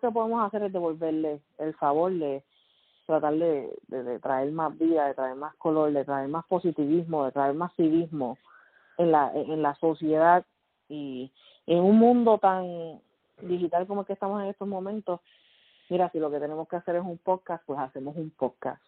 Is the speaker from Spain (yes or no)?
no; Puerto Rico; moved away as an adult; also born or lived in Fajardo, Puerto Rico / Luquillo, Puerto Rico; now in Kentucky, United States; nací criada en Puerto Rico, ah, mayormente en el área de Río Piedra, Guaynao, Carolina, y en este momento estoy viviendo en Kentucky